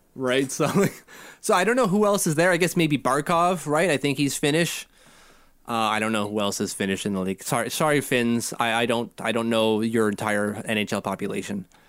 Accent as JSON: {"language": "English", "town": "Ottawa", "region": "Ontario", "country": "Canada", "tie": "born or raised there", "said": "that's our public health wing here in Ottawa"}